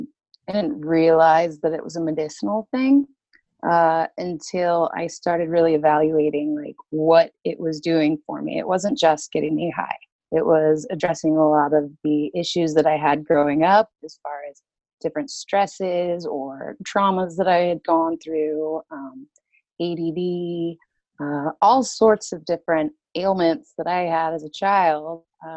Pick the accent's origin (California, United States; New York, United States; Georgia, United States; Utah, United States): Utah, United States; Well, I grew up primarily in Utah. Moved around a lot, lived a couple different places, but Utah is where I call home.